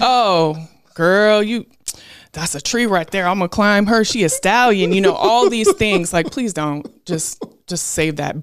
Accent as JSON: {"language": "English", "town": "Portland", "region": "Oregon", "country": "United States", "tie": "born or raised there", "also_born_or_lived": "Beaverton, Oregon", "said": "I went from growing up in Portland, Oregon, where I was in a community of all black people in Northeast Portland to when my parents got divorced, going to Beaverton, Oregon"}